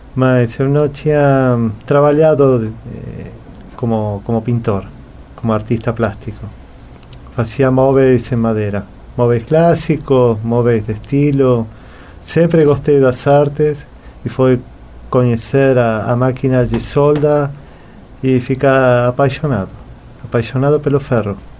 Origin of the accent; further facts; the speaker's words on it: Buenos Aires, Argentina; Portuguese is a second language; moved away as an adult; now in Florianópolis, Brazil; Eu nasci em Buenos Aires, nací en Argentina en el año, no año 1975. Viví quase toda a minha vida na Argentina